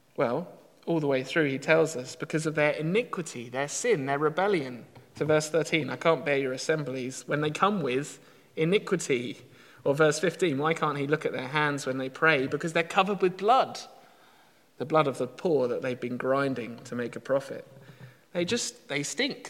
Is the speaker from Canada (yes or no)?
no; United Kingdom; we're British